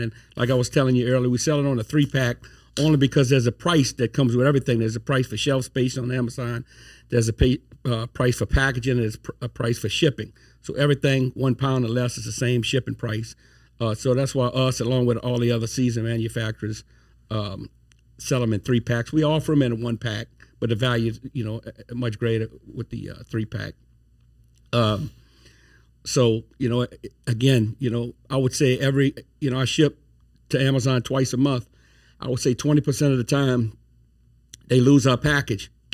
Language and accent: English; Thibodaux, Louisiana, United States; moved away as an adult; now in Baton Rouge, United States; I'm from Thibodeau, Louisiana. Been in Baton Rouge since, uh, two thousand eight